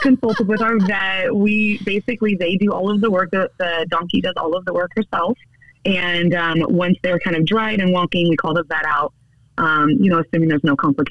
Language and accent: English; El Dorado County, California, United States; we are independently running our own little real estate business in my hometown